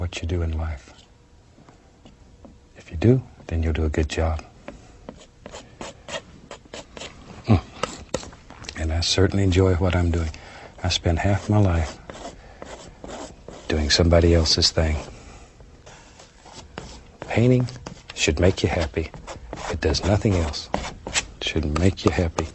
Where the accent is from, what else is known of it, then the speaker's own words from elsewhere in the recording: Florida, United States; moved away as an adult; also born or lived in Alaska; I was born and raised in Florida